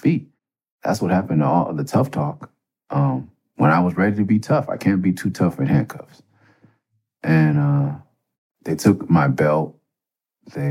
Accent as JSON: {"language": "English", "town": "Los Angeles", "region": "California", "country": "United States", "also_born_or_lived": "Tucson", "said": "I'm from Mid-City"}